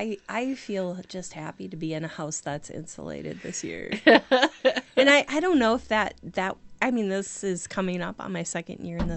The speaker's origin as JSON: {"language": "English", "country": "United States", "said": "I'm an American."}